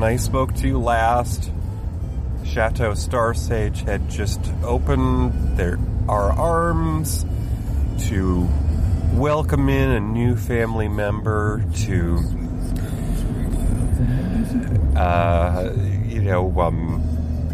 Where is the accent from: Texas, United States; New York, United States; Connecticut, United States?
New York, United States; I am from New York State.